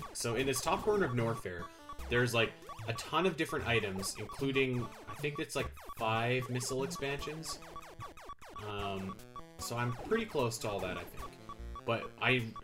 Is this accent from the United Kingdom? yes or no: no; Canada; I'm a schmuck from Canada